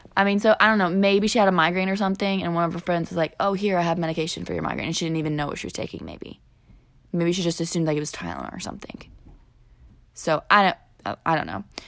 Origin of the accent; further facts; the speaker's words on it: southern Illinois, United States; we are from Illinois, the more southern part